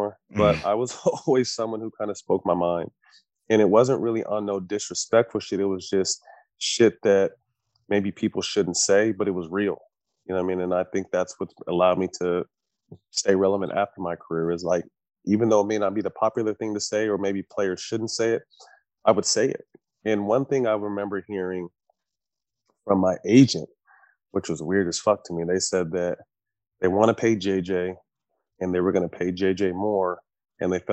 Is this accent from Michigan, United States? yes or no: no; California, United States; I grew up in California, Laker fan.